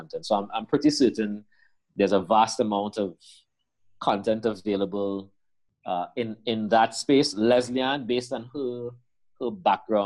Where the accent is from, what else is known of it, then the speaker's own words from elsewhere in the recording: Trinidad & Tobago; the identity of a Trinidadian is, and the way in which we see ourselves is very different from the way in which the Guyanese people see themselves.